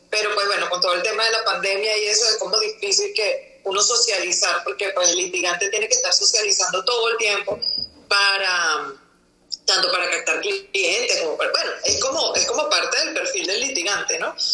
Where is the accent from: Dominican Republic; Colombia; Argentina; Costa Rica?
Colombia; Bogotá; accent: rolo; No, pero mira que yo estoy en Bogotá, no tengo acento paisa, tendré en todo caso acento rolo